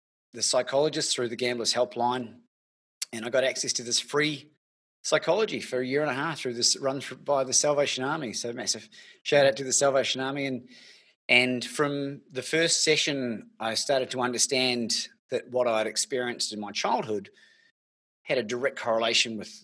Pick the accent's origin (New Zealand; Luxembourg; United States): New Zealand; moved away as an adult; now in Melbourne, Australia; originally from New Zealand, celebrating my 20th year in this beautiful country.